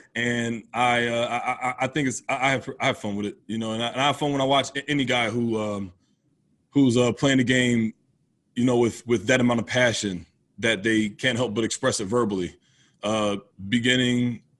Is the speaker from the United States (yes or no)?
yes; United States; Where I grew up is right outside of Philadelphia. So that Philadelphia area is definitely Philly's a sports town all the way.